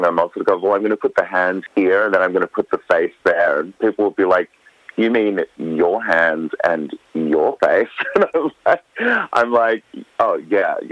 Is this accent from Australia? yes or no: yes; Western Queensland, Australia; moved away as an adult; also born or lived in Europe; my childhood growing up in Western Queensland